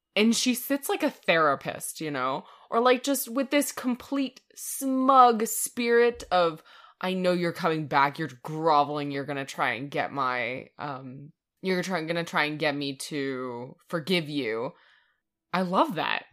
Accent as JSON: {"language": "English", "country": "Canada", "said": "we're Canadian."}